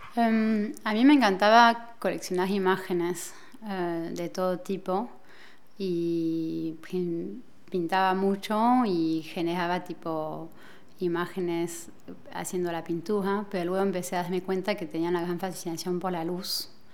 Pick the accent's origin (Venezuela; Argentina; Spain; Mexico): Argentina; moved away as an adult; now in Paris, France; me crié acá en París hasta los 10 años y luego, por una decisión de mi madre, nos fuimos a ir a Argentina y a los 25 años em, he decidido regresar a París